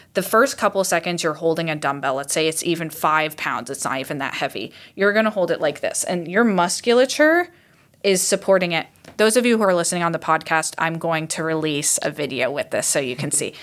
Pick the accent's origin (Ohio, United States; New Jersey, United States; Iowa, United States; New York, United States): Iowa, United States; I grew up in Iowa